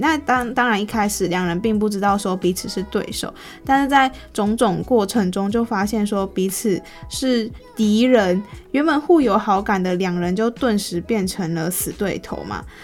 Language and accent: Chinese; Taiwan; 作为一个台湾人，我自己都还没有去过野柳